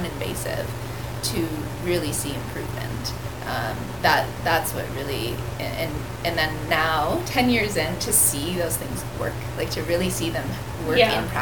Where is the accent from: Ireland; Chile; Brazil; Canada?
Canada; Brantford, Ontario; I grew up here. I grew up in Brantford. I've since moved out of Brantford